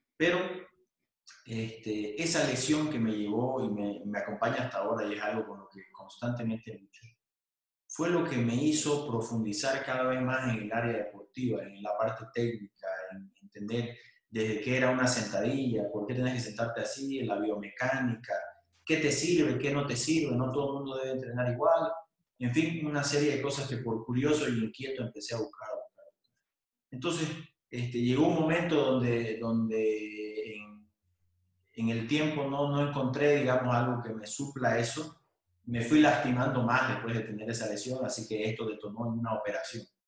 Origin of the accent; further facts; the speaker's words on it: Bolivia; moved away as an adult; also born or lived in Buenos Aires, Argentina; era el único boliviano que iba a CrossFit, terminé llevando como 15 bolivianos que estudiaban en Buenos Aires